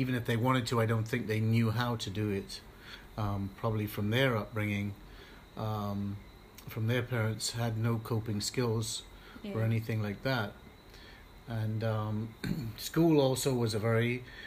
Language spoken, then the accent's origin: English; Barbados; I grew up mainly in Barbados